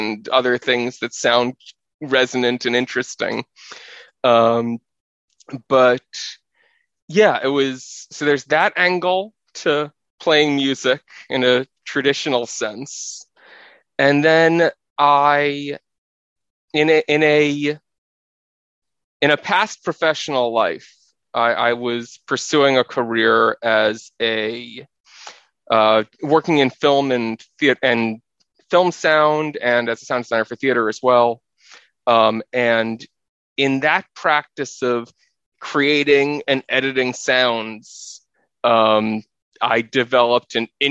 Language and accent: English; New York City, New York, United States; I grew up in New York City, living in an apartment